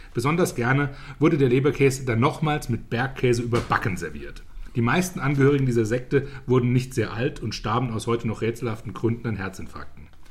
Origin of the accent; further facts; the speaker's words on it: Zweibrücken, Rhineland-Palatinate, Germany; ich komme ja aus Zweibrücken